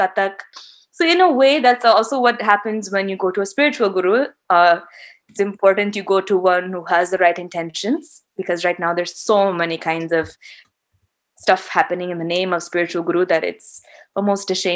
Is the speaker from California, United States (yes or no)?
no; Michigan, United States; I grew up in Michigan, so I was like any other Indian American